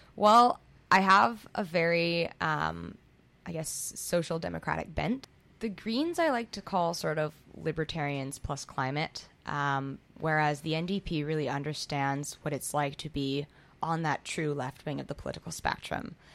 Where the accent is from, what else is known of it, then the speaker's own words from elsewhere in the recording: Squamish, British Columbia, Canada; moved away as an adult; now in Vancouver, Canada; I was born here in the Riding, but I moved to Squamish when I was about five. I grew up in Squamish, uh, went to school there, and then moved back here um, when I was 18 to go to school